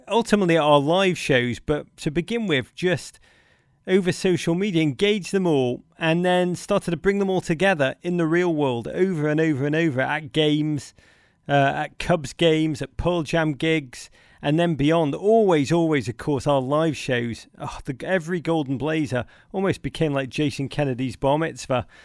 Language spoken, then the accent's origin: English; Liverpool, North West England, United Kingdom; I've often thought of myself as a Chicagoan-born in a Liverpudlian's body.